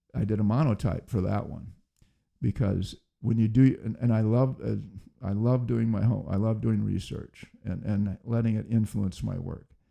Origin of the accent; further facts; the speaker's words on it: Iowa, United States; also born or lived in Los Angeles, California / Bellflower, California; I grew up in Iowa